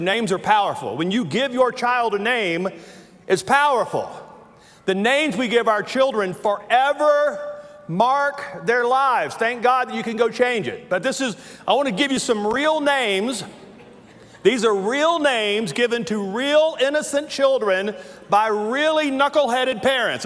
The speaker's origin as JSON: {"language": "English", "region": "Louisiana", "country": "United States", "tie": "born or raised there", "accent": "southern", "moved": "yes", "said": "I have worked all my life not to sound like I'm from Louisiana, yet when I say words like that, I realize I was born in the bayou in Louisiana."}